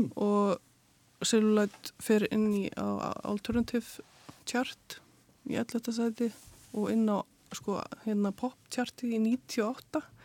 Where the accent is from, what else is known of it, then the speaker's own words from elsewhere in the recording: Keflavík, Southern Peninsula, Iceland; also born or lived in London; now in Hafnir, Iceland; ég kem frá Keflæk